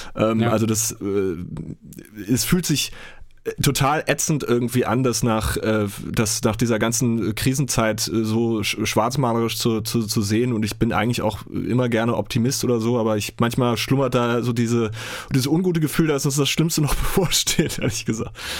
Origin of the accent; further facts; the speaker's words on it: Germany; bei uns in Deutschland